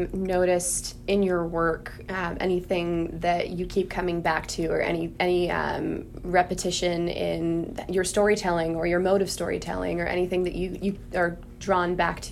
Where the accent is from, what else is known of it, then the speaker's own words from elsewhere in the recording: New England, United States; also born or lived in New York; I'm from New England